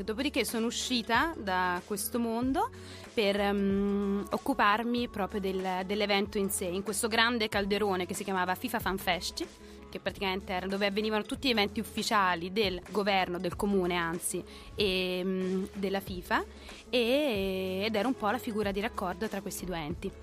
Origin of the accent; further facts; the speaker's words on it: Naples, Campania, Italy; now in Milan, Italy; io sono proprio terrona d'occa